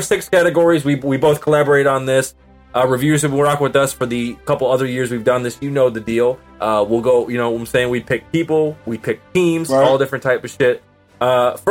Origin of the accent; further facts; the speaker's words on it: Kalamazoo, Michigan, United States; now in Los Angeles, United States; my home state of Michigan. I got to see my people in my hometown, 231 stand up people, Kalamazoo.